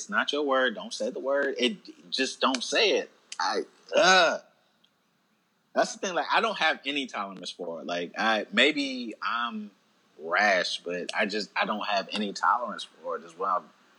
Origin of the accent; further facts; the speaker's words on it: Alabama, United States; Growing up in Alabama, like, even if I had jokes about it, I would never make them because growing up in Alabama at that age, nah.